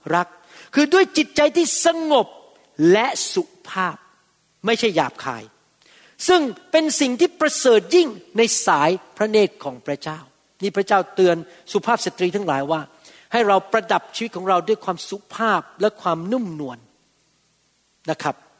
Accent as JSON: {"language": "Thai", "country": "Thailand", "said": "คนไทยเรา พวกเราที่เป็นคนเอเชีย"}